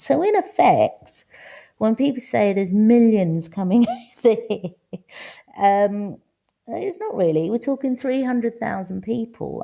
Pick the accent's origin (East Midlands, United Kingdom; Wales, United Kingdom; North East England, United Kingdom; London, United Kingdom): London, United Kingdom; accent: Cockney; moved away as an adult; also born or lived in Manor Park, East London; now in Valencia, Spain; I was born in London, but now I live in Valencia.